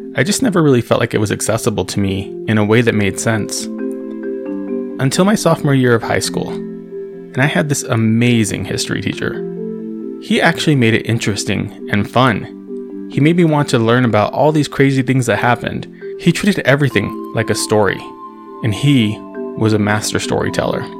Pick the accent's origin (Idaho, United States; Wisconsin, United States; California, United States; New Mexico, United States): New Mexico, United States; Socorro; we grew up in Socorro